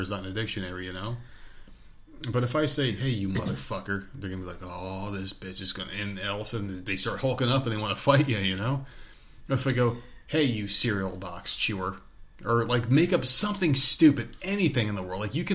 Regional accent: the North, United States; moved away; We're people from the North

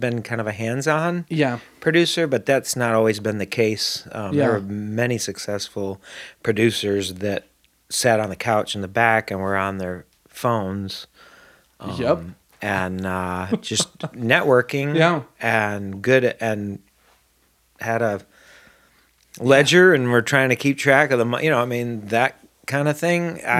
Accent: Syracuse, New York, United States; Upstate New York. Syracuse. Okay, Syracuse. Yep.

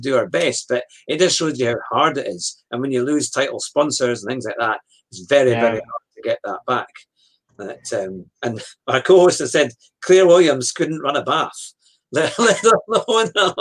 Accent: United Kingdom; as a Brit

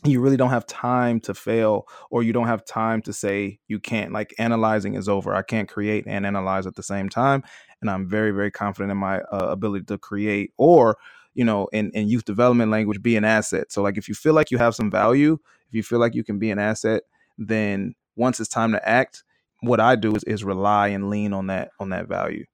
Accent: Detroit, Michigan, United States; I'm from Detroit, Michigan.

